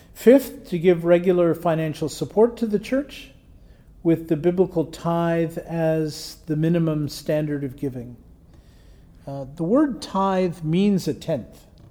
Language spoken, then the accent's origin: English; Canada; it's nice being a Canadian some days